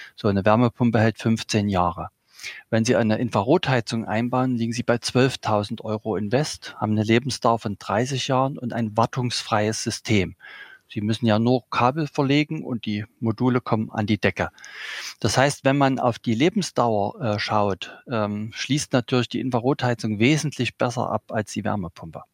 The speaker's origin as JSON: {"language": "German", "region": "Saxony", "country": "Germany", "tie": "born or raised there", "said": "ich bin in einer Försterei aufgewachsen hier in Sachsen"}